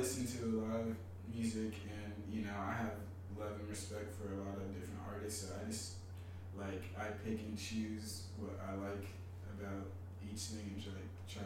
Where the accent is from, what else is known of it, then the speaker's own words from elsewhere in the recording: Pasadena, California, United States; moved away as an adult; now in New York, United States; I'm from Pasadena, California. It's like a nice little suburb in LA. Grew up out there